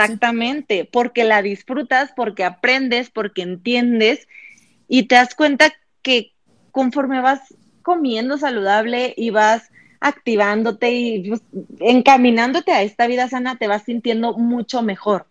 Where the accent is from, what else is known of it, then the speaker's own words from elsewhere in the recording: Ciudad Victoria, Tamaulipas, Mexico; moved away as an adult; also born or lived in Monterrey; yo no soy de Monterrey, yo vengo de Ciudad Victoria, entonces me voy a Monterrey a estudiar la universidad